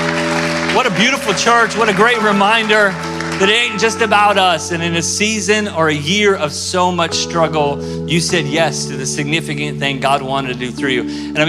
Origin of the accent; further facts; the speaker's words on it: Tulsa, Oklahoma, United States; moved away; I'm from Tulsa, Oklahoma originally